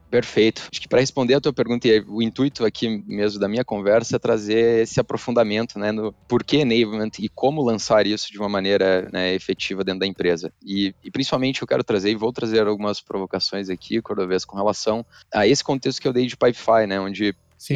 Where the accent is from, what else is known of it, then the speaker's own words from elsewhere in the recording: Curitiba, Paraná, Brazil; eu sou curitibano